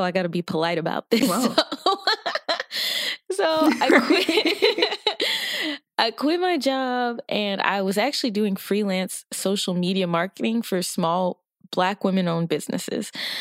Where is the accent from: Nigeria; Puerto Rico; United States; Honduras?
Nigeria; I am Nigerian